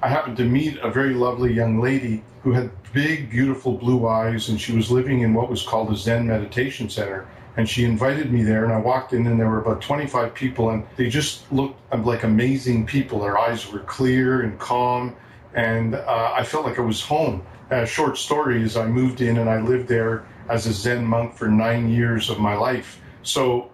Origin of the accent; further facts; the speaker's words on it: Montreal, Quebec, Canada; moved away; I'm originally from Montreal.